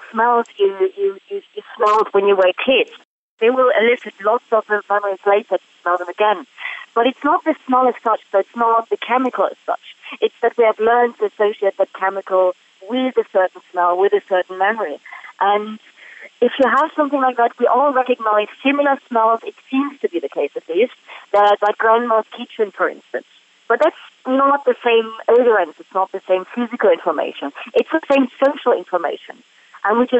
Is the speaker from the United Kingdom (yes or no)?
no; Germany; moved away; I'm from Germany